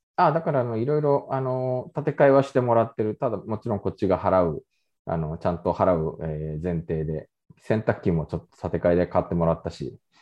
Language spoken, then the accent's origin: Japanese; Japan; now in South Korea; 日本生まれ今は2回目の韓国在住日本人